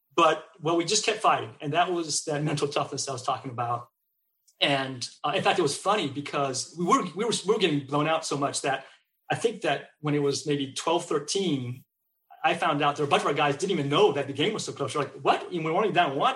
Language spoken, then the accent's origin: English; Bay Area, California, United States; also born or lived in Seattle; now in Texas, United States; I grew up in the Bay Area